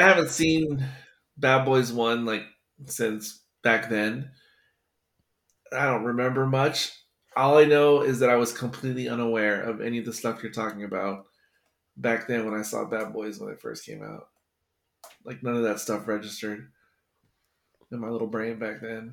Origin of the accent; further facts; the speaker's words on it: United States; as an American